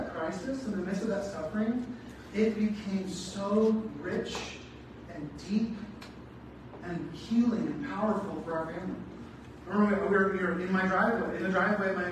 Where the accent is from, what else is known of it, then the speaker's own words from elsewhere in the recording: Southern California, United States; I grew up in Southern California